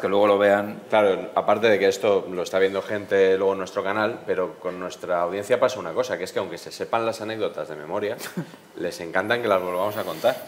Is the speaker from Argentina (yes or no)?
no; Madrid, Community of Madrid, Spain; yo soy de Madrid